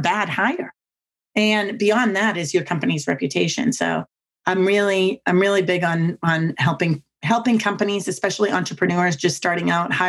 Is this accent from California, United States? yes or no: no; Boston, Massachusetts, United States; now in Virginia, United States; I'm from Boston and we talk super fast and we never stop talking